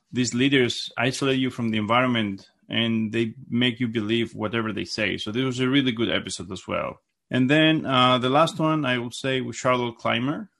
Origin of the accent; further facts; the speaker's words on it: Greece; moved away as an adult; now in United States; I, I was raised in Gr-, in Greece, and I came in the United States, uh, when I was twenty-four